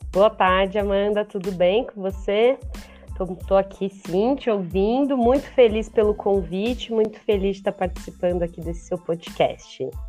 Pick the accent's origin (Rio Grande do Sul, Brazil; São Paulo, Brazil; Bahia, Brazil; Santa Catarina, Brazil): São Paulo, Brazil; de São Paulo, eu nasci na Zona Leste, em Itaquera, é, e morei a maior parte da minha vida no bairro do Tatuapé